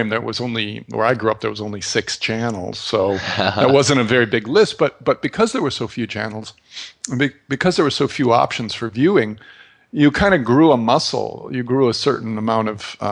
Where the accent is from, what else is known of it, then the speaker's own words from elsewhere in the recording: St. Cloud, Minnesota, United States; moved away; I grew up in St. Cloud, Minnesota